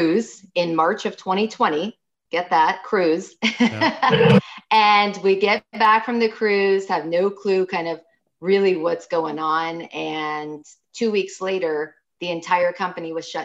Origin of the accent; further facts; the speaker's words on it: Silicon Valley, Northern California, United States; moved away as an adult; now in Sacramento, United States; I come from Silicon Valley. I'm from Northern California, right?